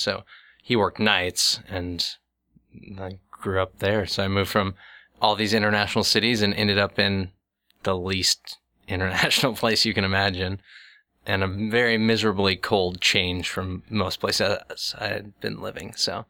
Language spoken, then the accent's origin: English; Midwest, United States; So me being this, you know, kid growing up in the Midwest, I thought it was normal for kids to eat sushi on a weekly basis